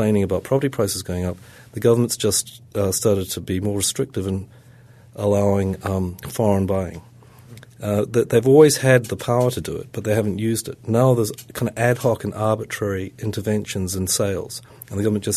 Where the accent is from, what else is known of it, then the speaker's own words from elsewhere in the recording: Auckland, New Zealand; my hometown of Auckland